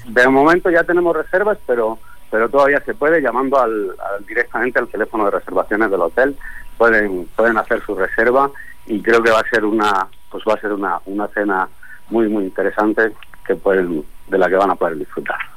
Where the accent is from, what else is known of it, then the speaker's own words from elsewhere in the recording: Spain; now in Mexico; yo como español